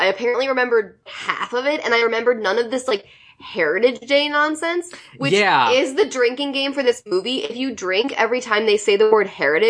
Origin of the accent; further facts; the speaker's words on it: Chicago, Illinois, United States; We are Chicago Irish Catholic